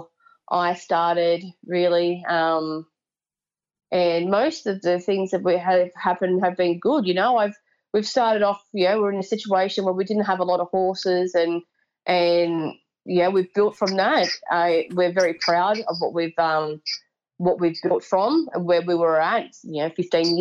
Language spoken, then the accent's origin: English; Sydney, New South Wales, Australia; also born or lived in Berry, New South Wales; I was born and raised in Sydney